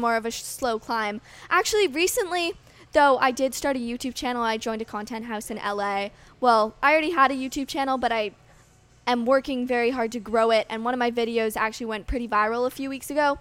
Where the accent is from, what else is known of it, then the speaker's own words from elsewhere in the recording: Canada; as a Canadian